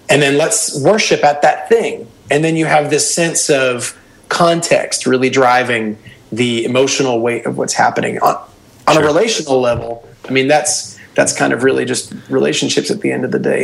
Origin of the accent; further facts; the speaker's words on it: Hamilton, Ontario, Canada; We're from Hamilton, Ontario